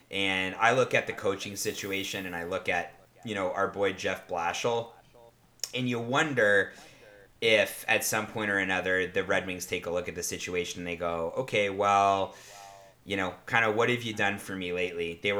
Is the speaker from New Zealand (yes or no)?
no; Canada; I think both of us as Canadian hockey fans are, you know, we, we like Mike Babcock.